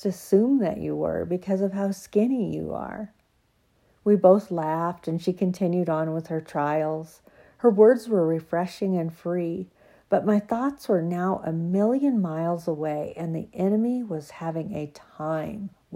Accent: University of Oregon, United States; This was my hometown, and with family and friends right close and my church off campus just a few blocks away

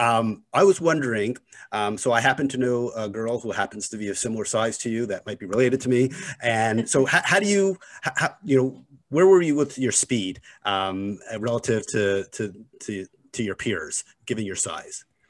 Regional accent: Montreal, Quebec, Canada; I grew up in Montreal.

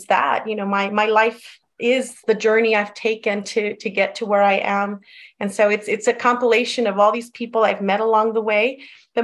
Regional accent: El Paso, Texas, United States; first language Spanish; English is a second language; also born or lived in East Los Angeles, California; I was born in East Los Angeles, babysat in Compton, spent many a weekends and vacations in Mexico, and I was raised in El Paso.

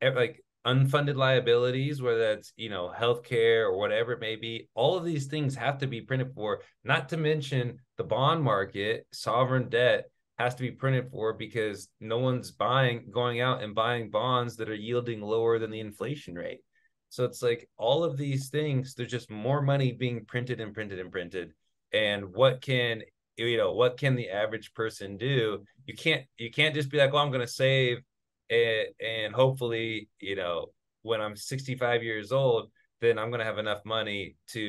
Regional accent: Sacramento, California, United States; I'm from Sacramento

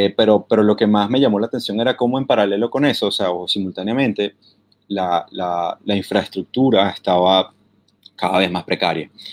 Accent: Venezuela; now in London, United Kingdom; soy venezolano

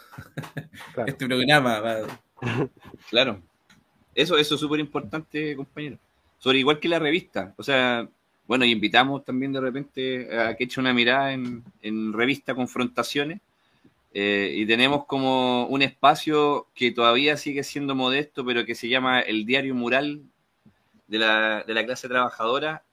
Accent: Chile; moved away as an adult; me fui de Chile

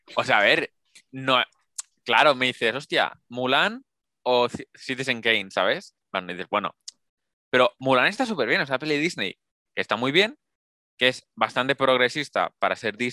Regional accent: Spain; somos españoles

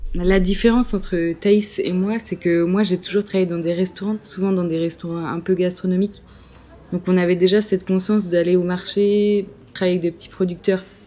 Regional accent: Brest, Brittany, France; also born or lived in Dinard; now in Lorient, France; Je suis natif de Brest, à côté de Brest. Je suis bretonne, j'ai toujours habité en Bretagne

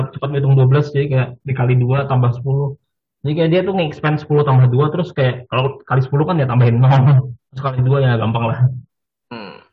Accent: Banjarmasin, South Kalimantan, Indonesia; kayak pas kecil, kayak pas kecil tuh kayak kota gue banyak yang kota gue gue di Banjarmasin Kalimantan Selatan sebagai informasi

